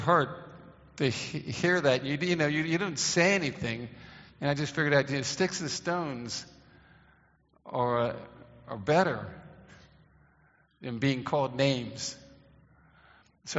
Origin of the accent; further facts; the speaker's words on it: Baltimore, Maryland, United States; When I grew up in Baltimore, Maryland